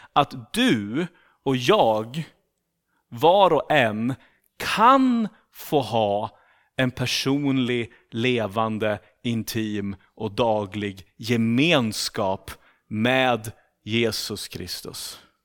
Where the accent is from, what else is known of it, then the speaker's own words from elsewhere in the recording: Sweden; accent: rikssvenska; moved away as an adult; now in Turku, Finland; jag kommer från Sverige